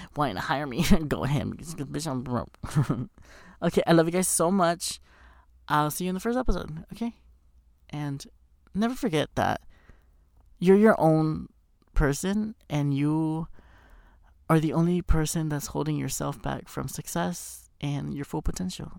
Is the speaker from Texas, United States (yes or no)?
yes; Texas, United States; moved away as an adult; now in Los Angeles, United States; I'm from Texas